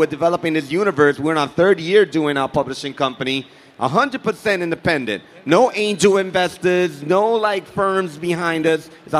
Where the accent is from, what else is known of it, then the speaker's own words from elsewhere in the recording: New York City, New York, United States; But for us, growing up in New York City, diversity is natural. It's part of who we are.